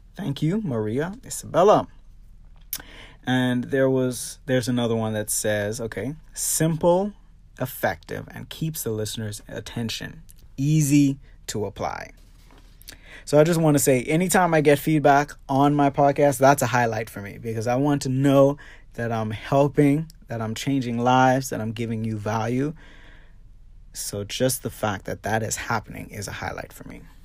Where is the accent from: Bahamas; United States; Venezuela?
Bahamas; my hometown of the Bahamas